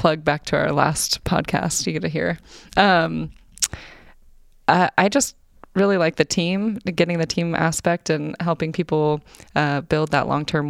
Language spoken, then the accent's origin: English; Mount Hood, Oregon, United States; I grew up on Mount Hood.